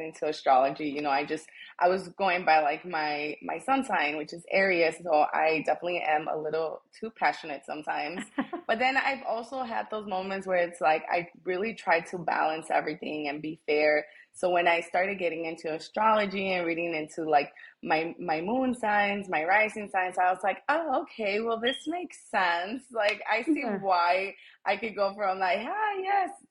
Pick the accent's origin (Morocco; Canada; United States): United States; Chicago, Illinois; also born or lived in Taxco, Guerrero, Mexico; I was born in Mexico. I'm from Taxco, Guerrero. And I came to the United States when I was 5 years old. So I was raised here my whole life. I've lived in Chicago, you know, ever since I can remember. I grew up in the Logan Square neighborhood